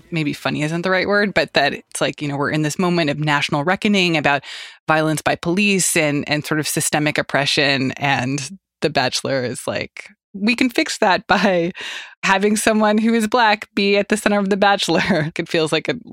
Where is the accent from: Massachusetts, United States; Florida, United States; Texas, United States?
Texas, United States; Dallas; I'm from Dallas, Texas, born and raised, and I'm an attorney.